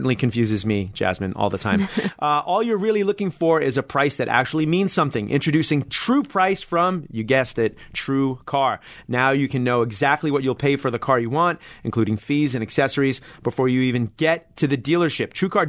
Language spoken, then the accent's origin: English; Hempstead, New York, United States; I didn't go to Hofstra. I came from Hempstead, right?